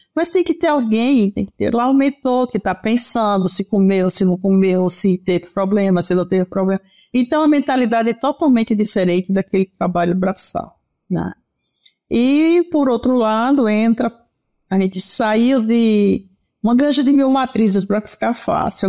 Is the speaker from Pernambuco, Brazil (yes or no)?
yes; Pernambuco, Brazil; moved away as an adult; now in São Paulo, Brazil; sou pernambucana, nordestina, oxente. Embora há 40 anos em São Paulo